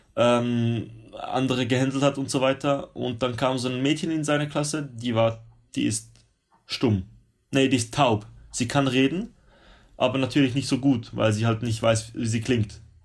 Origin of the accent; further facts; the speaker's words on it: Switzerland; moved away as an adult; now in Sydney, Australia; ich als Schweizer